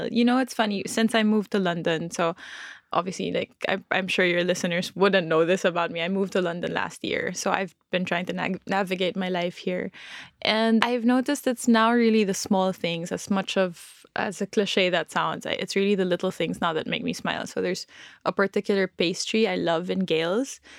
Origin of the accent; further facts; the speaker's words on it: Philippines; born there; So I was born in the Philippines